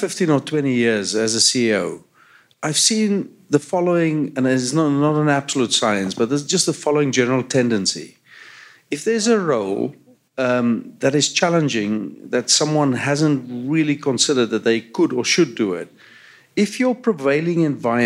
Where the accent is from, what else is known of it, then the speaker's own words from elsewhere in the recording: South Africa; now in Canada; From my accent, you can hear I grew up in apartheid South Africa.